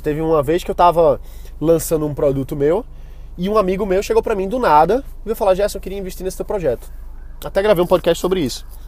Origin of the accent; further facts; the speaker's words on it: Brazil; eu sou brasileiro